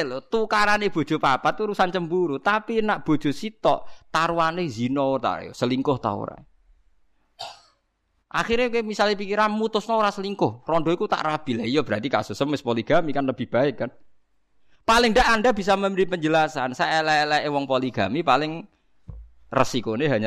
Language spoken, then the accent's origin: Indonesian; Java, Indonesia